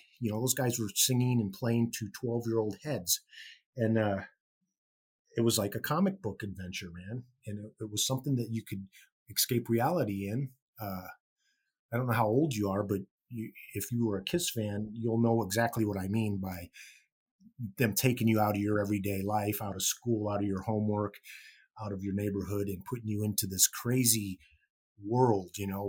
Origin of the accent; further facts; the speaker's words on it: Gary, Indiana, United States; born there; I was born in Gary, Indiana in 1963.